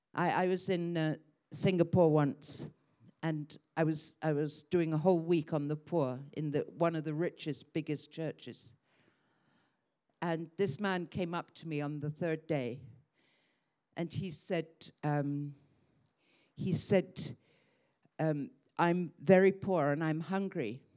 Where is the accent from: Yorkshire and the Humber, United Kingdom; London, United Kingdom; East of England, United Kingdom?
London, United Kingdom; Croydon; moved away as an adult; also born or lived in Hong Kong; I grew up in Croydon, Surrey